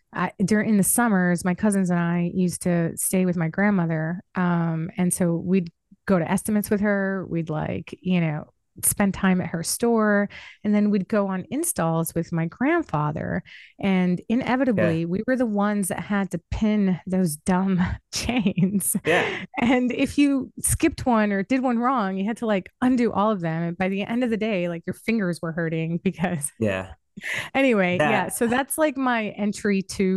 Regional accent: St. Croix, U.S. Virgin Islands; And so we grew up on different islands. Cool. Yeah, we're from St. Croix.

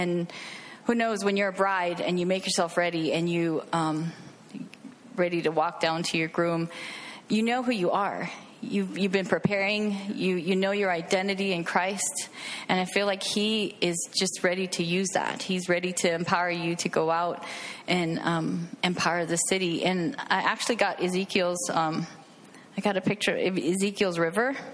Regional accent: Hawaii, United States; moved away as an adult; Uh, I grew up in Hawaii. Uh, we were military, so I moved away at 20 and um, been traveling around the United States actually.

